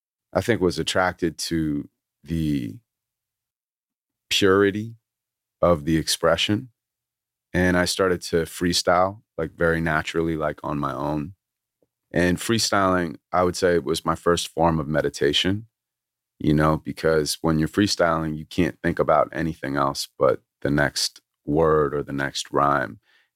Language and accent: English; Santa Monica, California, United States; That's literally where I'm from.